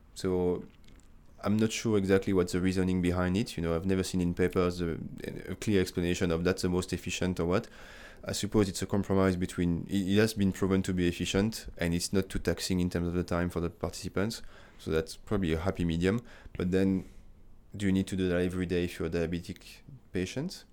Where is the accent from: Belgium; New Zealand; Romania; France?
France; moved away as an adult; also born or lived in United Kingdom; now in Australia; I'm coming from France.